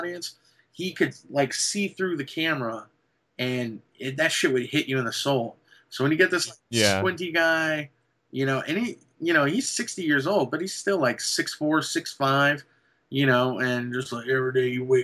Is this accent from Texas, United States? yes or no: yes; San Antonio, Texas, United States; San Antonio, my hometown